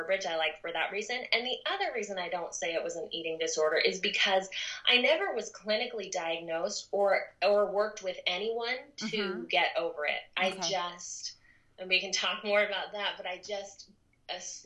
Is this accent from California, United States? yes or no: yes; Southern California, United States; moved away as an adult; also born or lived in Rexburg, Idaho; I grew up in Southern California